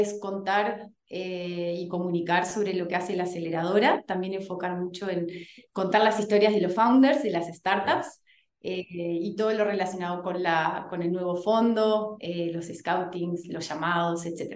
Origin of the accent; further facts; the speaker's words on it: Uruguay; moved away as an adult; now in Chile; soy uruguaya, pero estoy en Chile hace casi 10 años ya